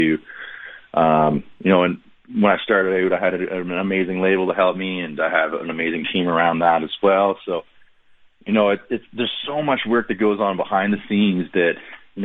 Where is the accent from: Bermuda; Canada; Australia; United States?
Canada; Millbrook, Ontario; I was this kid from Millbrook